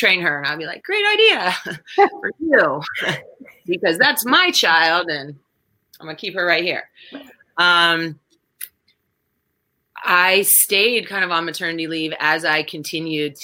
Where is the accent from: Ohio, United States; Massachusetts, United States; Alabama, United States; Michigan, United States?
Massachusetts, United States; Lenox; moved away as an adult; also born or lived in New York City; I'm originally from Western Massachusetts, from the Berkshires, a little town called Lenox